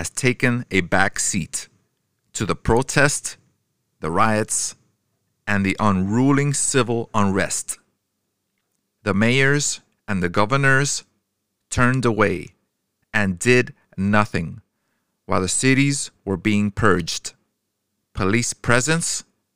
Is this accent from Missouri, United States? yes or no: no; New York, United States; I grew up in New York with all races